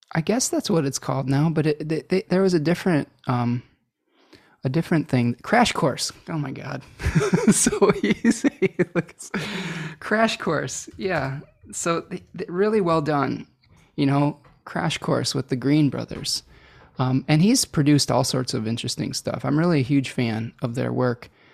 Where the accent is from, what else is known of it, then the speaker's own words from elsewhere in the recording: United States; accent: American; my American accent